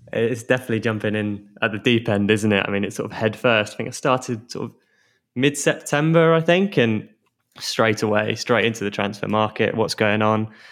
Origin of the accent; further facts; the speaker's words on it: Hounslow, London, United Kingdom; moved away as an adult; I'm actually from Hounslow, so, um, I'm, I'm local